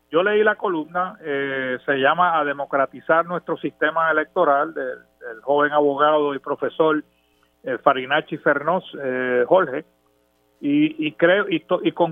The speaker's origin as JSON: {"language": "Spanish", "country": "Puerto Rico", "said": "Eso para mí como popular primero y como puertorriqueño es totalmente inaceptable."}